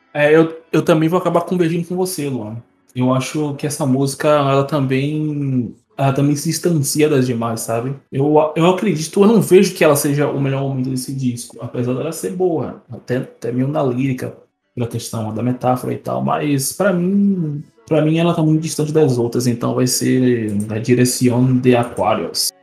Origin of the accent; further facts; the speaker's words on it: Brazil; nós, como brasileiros